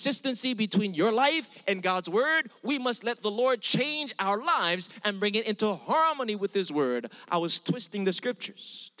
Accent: Hawaii, United States; first language Hawaiian Pidgin; English is a second language; I'm Filipino, Mexican, and German, born and raised in Hawaii, but with an Indian name

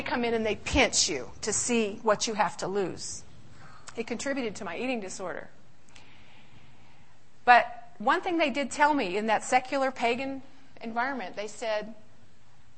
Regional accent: Riverside, California, United States; moved away as an adult; also born or lived in San Francisco, California; now in Michigan, United States; I was born in California, San Francisco, raised in Riverside

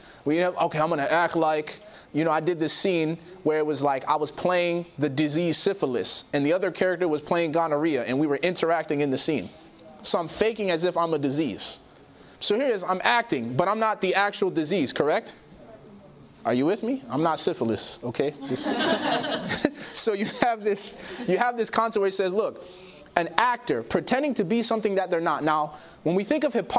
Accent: Chicago, Illinois, United States; I grew up in Chicago

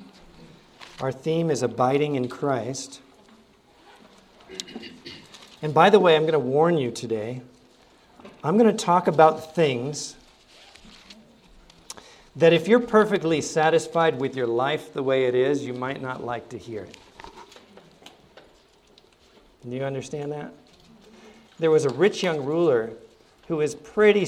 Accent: Ohio, United States; also born or lived in Hawaii; now in Arkansas, United States; I grew up in Ohio

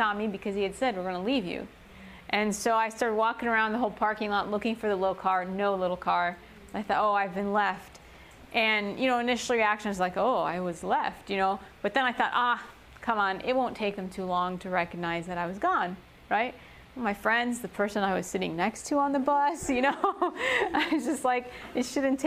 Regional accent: Chicago, Illinois, United States; English is a second language; I grew up in Chicago, you know, concrete jungle

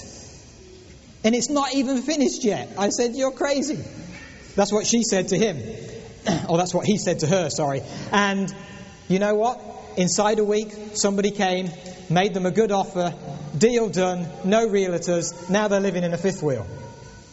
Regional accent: England, United Kingdom; moved away; also born or lived in Lutterworth, England; we were born and raised in England

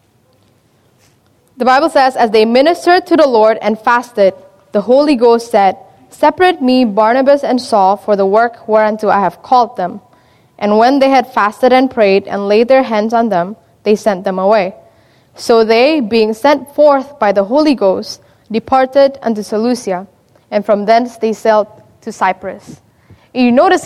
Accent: Indonesia; moved away; I'm from Indonesia, and so if you speak to any Indonesian my age, we experience a revolution in about 97, 98

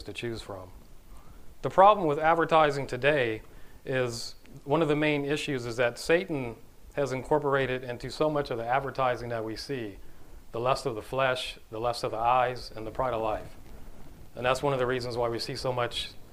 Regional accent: Los Angeles, California, United States; I'm originally from Los Angeles, California. That's where I grew up

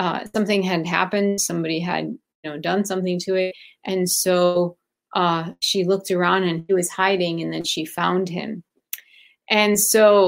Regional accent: Chicago, Illinois, United States; also born or lived in Baghdad, Iraq / Athens, Greece; I grew up in Chicago, but prior to Chicago, I lived in two other

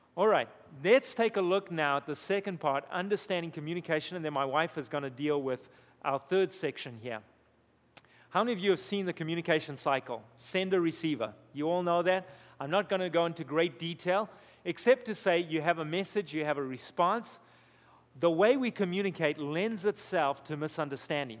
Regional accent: Zimbabwe; moved away; I grew up in Zimbabwe, we had two servants

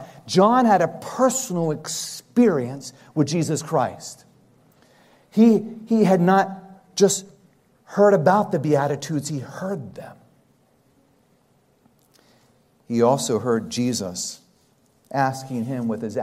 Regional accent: United States; being raised in the United States

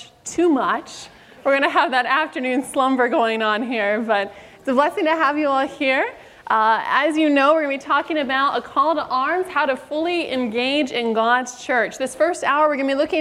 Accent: Sacramento, California, United States; I am from Sacramento, California area, born, raised, and stuck

